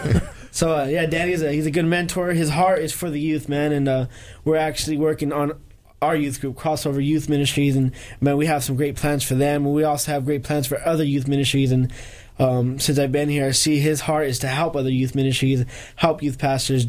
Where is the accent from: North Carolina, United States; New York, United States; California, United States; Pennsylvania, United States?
California, United States; Los Angeles; moved away; I'm from California. I'm from Los Angeles. I lived in the hood, you know, the projects